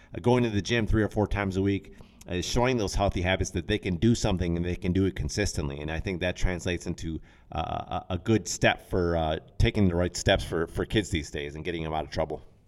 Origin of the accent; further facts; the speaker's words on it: Racine, Wisconsin, United States; we had a local gym where I grew up in Racine